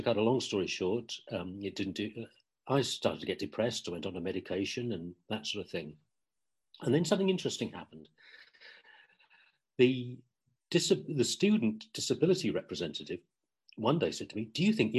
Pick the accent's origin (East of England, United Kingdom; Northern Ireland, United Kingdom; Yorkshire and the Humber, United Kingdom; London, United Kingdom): East of England, United Kingdom; Ipswich; moved away; I was born and brought up in Ipswich in England, in East Anglia.